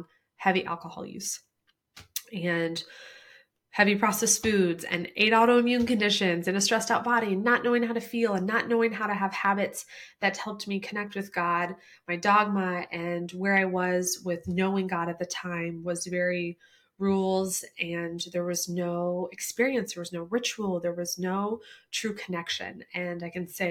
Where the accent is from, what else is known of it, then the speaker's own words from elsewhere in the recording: Midwest, United States; when we grew up in the Midwest